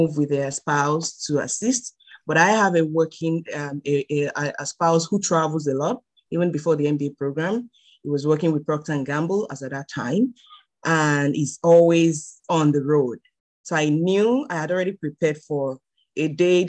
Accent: Lagos, Nigeria; moved away as an adult; born and raised. I was born in Lagos State, Nigeria, and raised in Lagos State

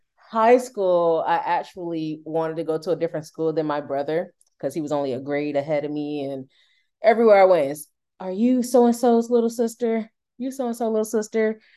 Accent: Durham, North Carolina, United States; moved away as an adult; now in Moncton, Canada; I'm from North Carolina, in the United States, Durham, North Carolina

